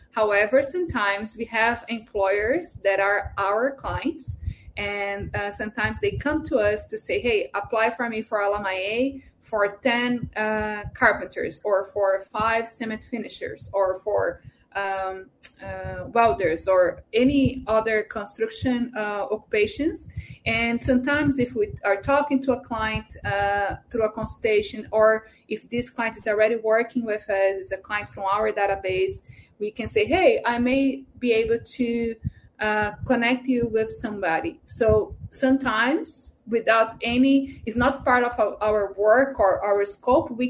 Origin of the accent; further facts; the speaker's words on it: India; Portuguese is a second language; now in Japan; eu sou da Índia e minha esposa é brasileira nós moramos no Japão.